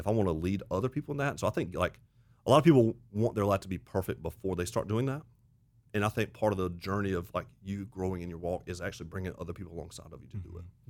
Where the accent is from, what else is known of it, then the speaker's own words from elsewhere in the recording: Auburn, Alabama, United States; now in South Carolina, United States; I grew up in the South, grew up in Auburn, Alabama